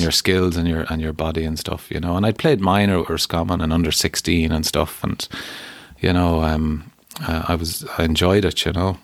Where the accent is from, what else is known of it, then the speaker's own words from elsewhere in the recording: Keadue, Connacht, Ireland; I grew up in a town land called Derrynacusan